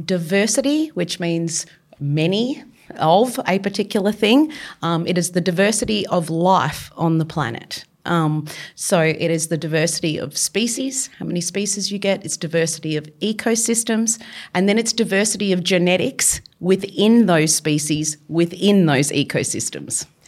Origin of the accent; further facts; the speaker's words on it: Victoria, Australia; moved away; I grew up in Victoria